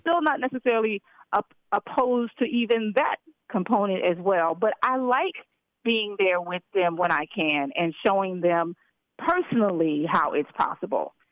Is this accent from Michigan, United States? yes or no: no; Memphis, Tennessee, United States; I'm also from Memphis, Tennessee.